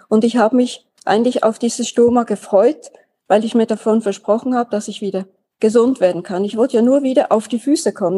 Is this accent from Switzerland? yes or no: yes; Switzerland; Ich bin 1948 in der Schweiz geboren, Schulen durchlaufen, da aufgewachsen